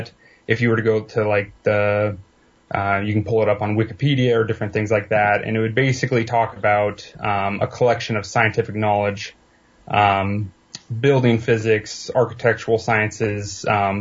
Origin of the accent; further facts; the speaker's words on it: Eastern Washington, United States; born and raised mostly in Eastern Washington